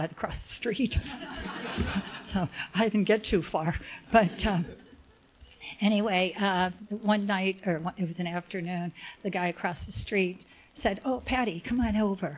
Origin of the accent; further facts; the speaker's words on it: Cincinnati, Ohio, United States; now in Laguna Woods, United States; I grew up in Cincinnati